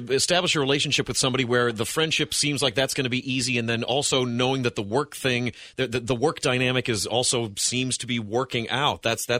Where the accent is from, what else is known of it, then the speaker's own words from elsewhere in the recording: Ohio, United States; I'm a very good Ohio boy